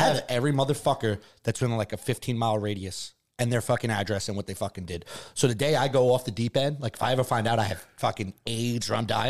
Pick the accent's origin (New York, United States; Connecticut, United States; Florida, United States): New York, United States; New York City; moved away; we were raised in the Bronx, so we have to have thick skin.